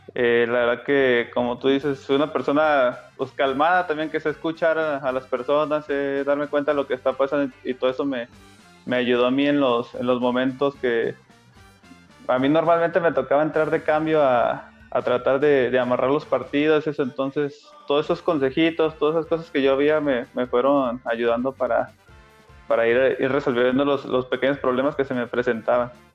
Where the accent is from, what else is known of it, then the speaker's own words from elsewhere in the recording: Comarca Lagunera, Mexico; yo soy, soy lagunero, soy canterano de Santos